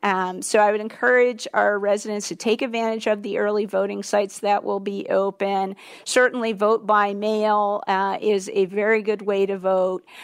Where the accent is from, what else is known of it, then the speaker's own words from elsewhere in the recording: Baltimore, Maryland, United States; now in Washington, D.C., United States; I grew up in Baltimore and my parents live in Maryland